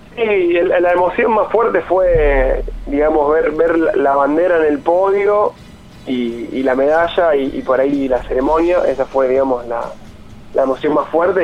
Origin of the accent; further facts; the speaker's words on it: Casilda, Santa Fe, Argentina; also born or lived in Rosario; soy de Casilla, eh, que bueno, que, que, entrené casi toda mi, carrera de adulto, la entrené acá en Rosario